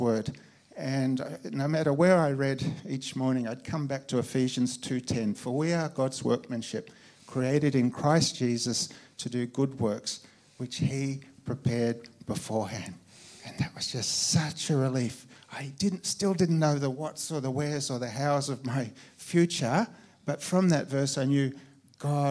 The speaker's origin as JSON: {"language": "English", "town": "Myrtleford", "region": "Victoria", "country": "Australia", "tie": "born or raised there", "also_born_or_lived": "Niger", "moved": "as an adult", "said": "I grew up in the most beautiful part of Australia."}